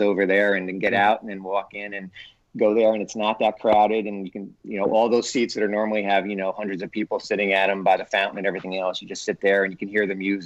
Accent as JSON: {"language": "English", "region": "New York", "country": "United States", "tie": "born or raised there", "also_born_or_lived": "Memphis / Detroit / Baltimore", "moved": "yes", "lives_now": "Chicago, United States", "said": "I grew up in New York"}